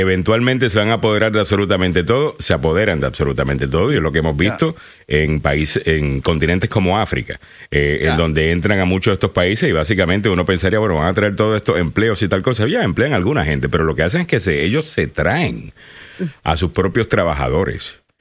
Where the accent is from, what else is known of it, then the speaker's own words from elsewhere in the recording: Puerto Rico; moved away; yo soy puertorriqueño y llevo mucho tiempo aquí